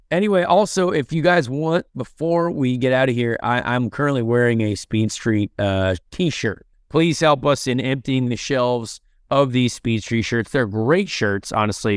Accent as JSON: {"language": "English", "country": "United States", "said": "an American IndyCar driver"}